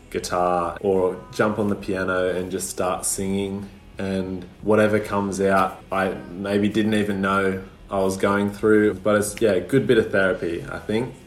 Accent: Ulladulla, New South Wales, Australia; now in Wollongong, Australia; I grew up in Ulladulla, which is a small little surf coastal town

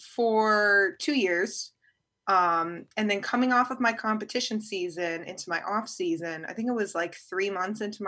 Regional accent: Virginia, United States; from Virginia

